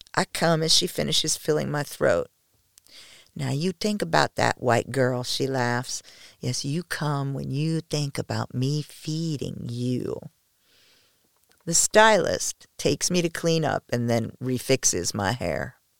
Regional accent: United States; I am the only American

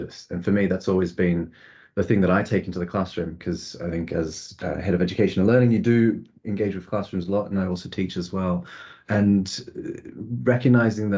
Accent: Australia; now in United Kingdom; I grew up in Australia

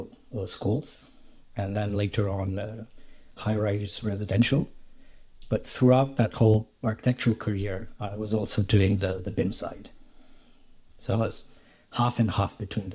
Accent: Romania; moved away as an adult; I was born in Romania and I grew up there and did my high school education there

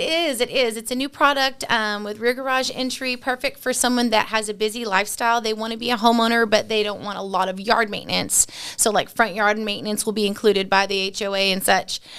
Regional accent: San Antonio, Texas, United States; I grew up in San Antonio

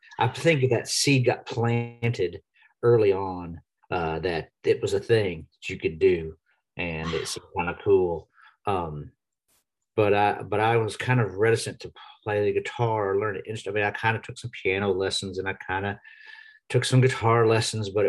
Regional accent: Nashville, Tennessee, United States; also born or lived in Texas; I was born in Texas, but I grew up here in Nashville. We moved here when I was about 6 years old

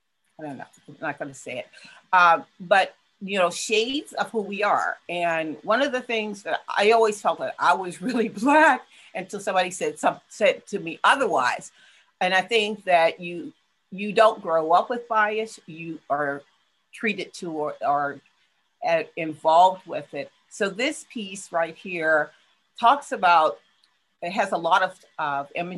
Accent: Huntington, West Virginia, United States; now in Pittsburgh, United States; my hometown of Huntington, West

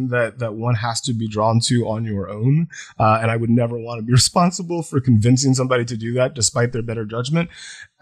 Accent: Deep South, United States; I grew up in the Deep South.

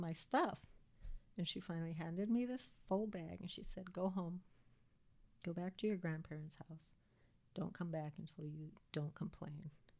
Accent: Oahu, Hawaii, United States; moved away; also born or lived in Minnesota; I grew up on Oahu

